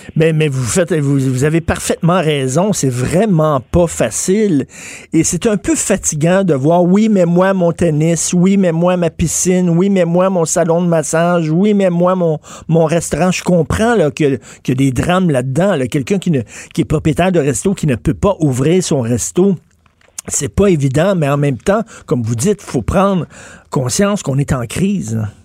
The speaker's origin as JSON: {"language": "French", "town": "Montreal", "region": "Quebec", "country": "Canada", "tie": "born or raised there", "said": "j'ai grandi à Verdun"}